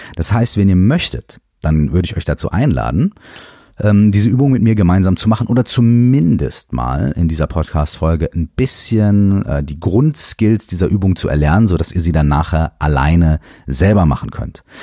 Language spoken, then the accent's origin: German; Minden, North Rhine-Westphalia, Germany; moved away as an adult; Ich habe damals in Minden gewohnt. Ähm, Minden ist meine Heimatstadt